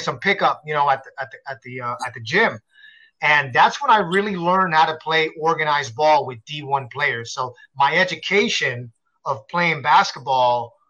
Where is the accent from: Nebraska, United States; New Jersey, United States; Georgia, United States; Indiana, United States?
New Jersey, United States; Paterson; I grew up in Paterson, New Jersey, you know, the hood, on the street, typical street kid